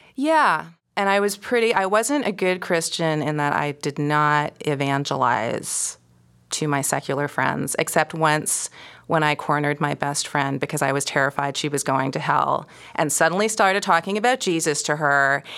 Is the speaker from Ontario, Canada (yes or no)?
yes; Toronto, Ontario, Canada; I grew up in suburban Toronto, East York